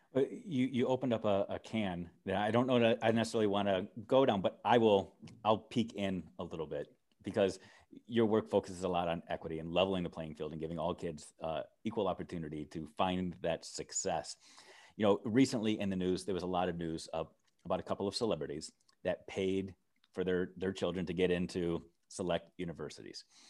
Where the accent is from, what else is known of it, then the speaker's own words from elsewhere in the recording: United States; as an American